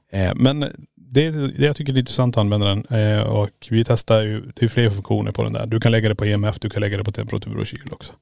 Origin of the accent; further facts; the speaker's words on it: Sweden; vi introducerar oss som svenskar